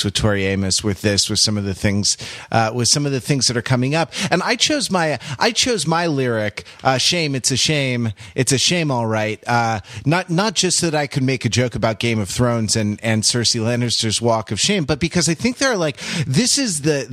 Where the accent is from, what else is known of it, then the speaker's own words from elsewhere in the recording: Los Angeles, California, United States; I'm from Los Angeles